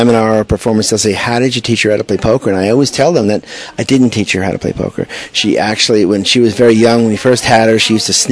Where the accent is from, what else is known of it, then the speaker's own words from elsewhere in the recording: Smithtown, New York, United States; now in Huntington, United States; I grew up in Smithtown. I live now in Huntington, Long Island